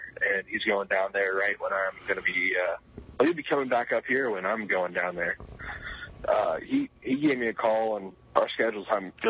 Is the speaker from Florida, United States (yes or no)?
yes; Miami, Florida, United States; moved away; my hometown